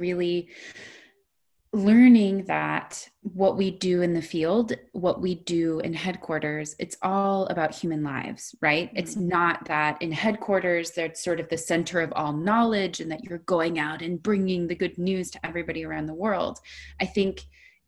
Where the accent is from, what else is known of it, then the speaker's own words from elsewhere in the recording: United States; I'm American